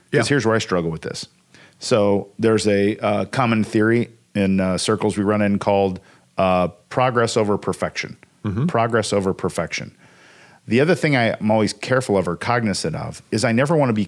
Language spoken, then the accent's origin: English; Evansville, Indiana, United States; but I'm from Evansville. Say crick.